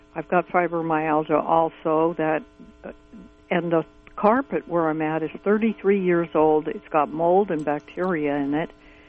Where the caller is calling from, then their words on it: Fort Bragg, California, United States; Hi, I'm from Fort Bragg